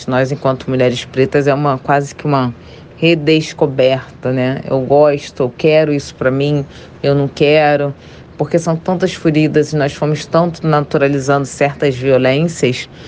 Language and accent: Portuguese; Rio de Janeiro, Brazil; tenho 36 anos, sou do Rio de Janeiro.